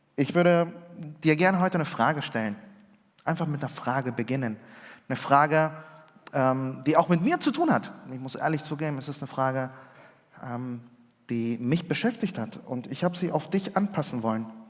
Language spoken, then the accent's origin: German; Germany; also born or lived in Chile; ich war in den ersten beiden Schuljahren, ja, zur dritten Klasse bin ich nach Deutschland gekommen